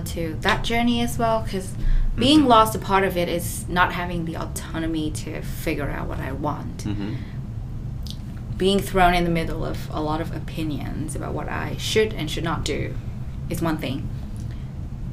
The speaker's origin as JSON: {"language": "English", "country": "Vietnam", "tie": "born or raised there", "moved": "as an adult", "lives_now": "Australia", "said": "I was born and raised in Vietnam, but I came to Australia to study"}